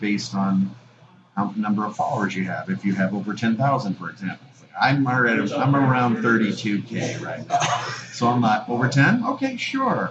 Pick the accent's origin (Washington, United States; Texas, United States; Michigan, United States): Texas, United States; Dallas; also born or lived in Lake Charles, Louisiana; my folks moved to Dallas, so I'm basically a Texan